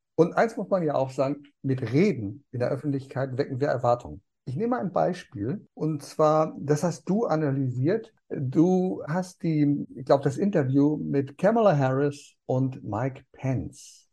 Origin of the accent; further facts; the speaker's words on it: Germany; hier bei uns in Deutschland